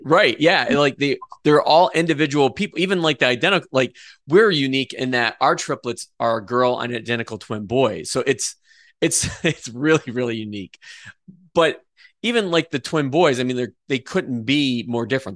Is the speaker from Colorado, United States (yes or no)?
no; Adrian, Michigan, United States; we are both from Adrian